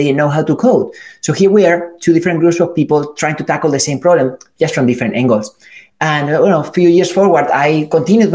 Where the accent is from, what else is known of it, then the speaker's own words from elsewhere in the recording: Spain; moved away as an adult; also born or lived in California; I'm from Spain